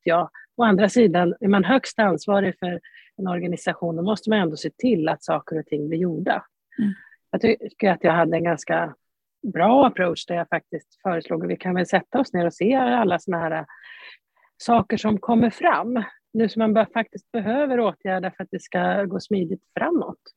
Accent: Jämtland, Sweden; moved away; also born or lived in Stockholm County; Jag är född och uppvuxen i Jämtland.

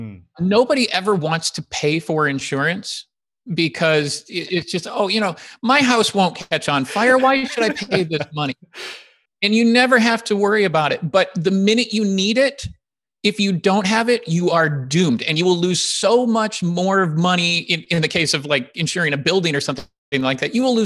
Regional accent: Illinois, United States; I grew up outside of Chicago. So I went back to Chicago

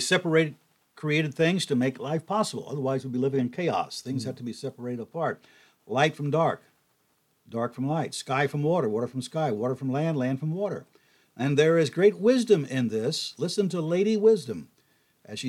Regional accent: Tennessee, United States; I'm a Tennessean

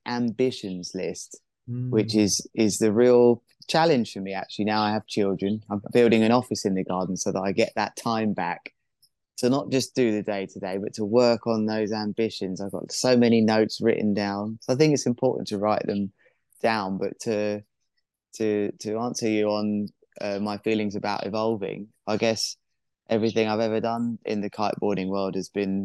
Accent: Worthing, South East England, United Kingdom; my hometown has the first offshore wind farm on the south coast of England.

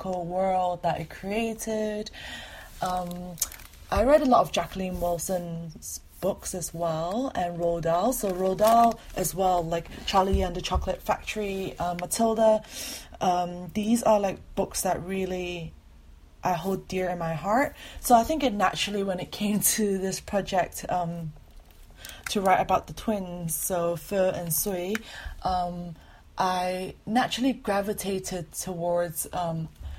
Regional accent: Malaysia; now in London, United Kingdom; I am currently living in London. I am Malaysian Chinese

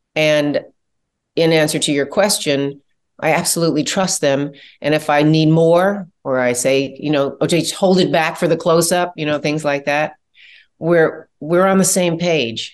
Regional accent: Chicago, Illinois, United States; I'm from Chicago

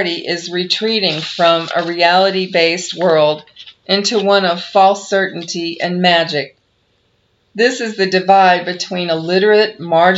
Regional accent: United States; also born or lived in Asia; I am an American citizen as well as a teacher, and I have traveled and taught both here in the States and in Asia

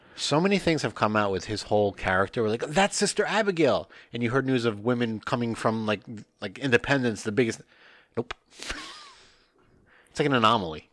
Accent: northern New Jersey, United States; I'm from New Jersey, and he's like, no, no, no, where? And I said, oh, northern New Jersey

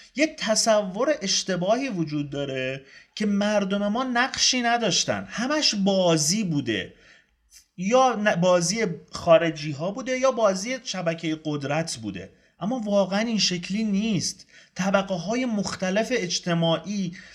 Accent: Iran; من ایرانیم

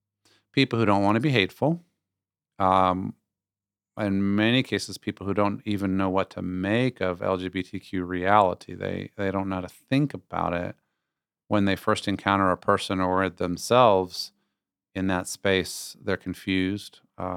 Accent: Virginia, United States; I was raised in Northern Virginia. I went to William & Mary, a great old school.

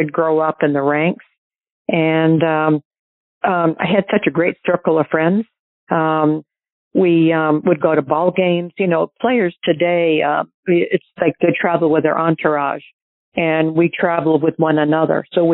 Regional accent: New Hampshire, United States; growing up in New Hampshire, I played at Portsmouth Country Club

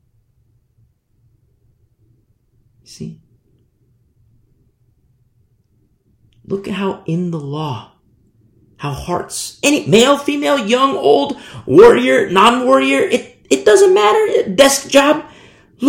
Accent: United States; I'm American. I teach from America

